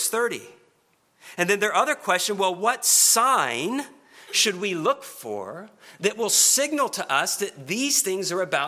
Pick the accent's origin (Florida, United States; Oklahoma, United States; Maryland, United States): Oklahoma, United States; Oklahoma City; now in Kentucky, United States; I'm not from Kentucky, but I'm a native of Oklahoma. And in particular, Oklahoma City.